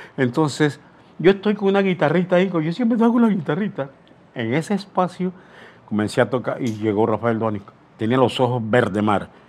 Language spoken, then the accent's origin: Spanish; Aguadulce, Coclé, Panama; moved away; also born or lived in La Chorrera; nací en Agua Dulce, de Agua Dulce, un 15 de julio, imagínense, año 1935